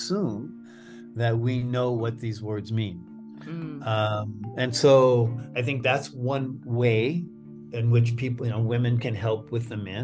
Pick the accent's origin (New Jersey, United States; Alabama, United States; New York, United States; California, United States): California, United States; Southern; white American male who grew up in Southern California in the 1950s and 60s